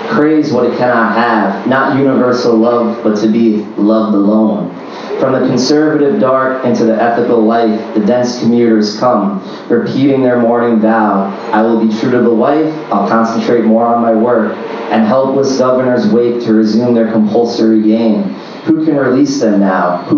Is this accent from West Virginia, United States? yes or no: no; New York City, New York, United States; Uh, I'm from Queens.